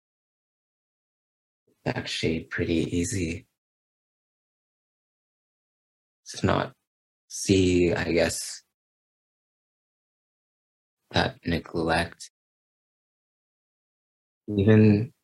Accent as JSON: {"language": "English", "country": "Canada", "said": "as a Canadian"}